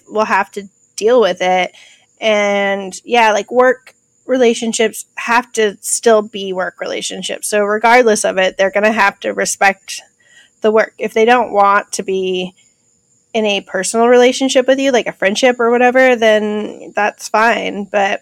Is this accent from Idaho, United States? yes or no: yes; Idaho, United States; I grew up in Idaho